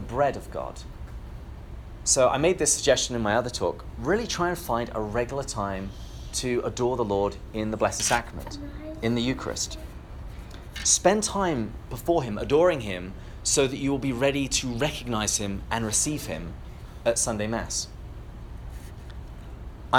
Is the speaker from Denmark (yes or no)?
no; England, United Kingdom; I come from England, which is why I have this delightful accent.